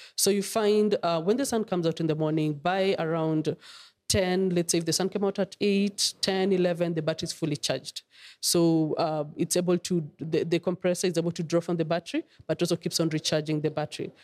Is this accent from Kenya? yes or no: yes; Kenya; as a mother, as a Kenyan